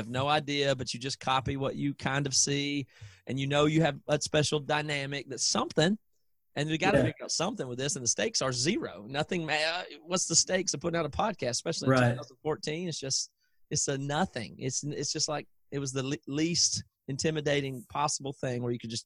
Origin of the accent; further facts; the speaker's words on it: South Carolina, United States; moved away as an adult; also born or lived in Seattle; growing up in South Carolina